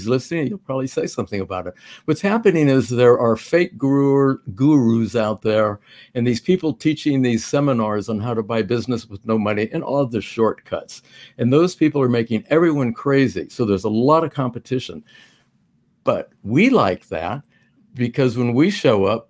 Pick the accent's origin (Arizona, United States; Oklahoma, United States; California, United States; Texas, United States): California, United States; Manhattan Beach; now in Florida, United States; I'm from Manhattan Beach.